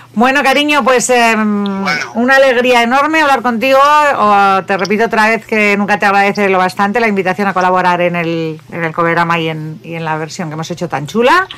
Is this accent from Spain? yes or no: yes; Bilbao, Basque Country, Spain; moved away as an adult; now in Barcelona, Spain; soy de Bilbao yo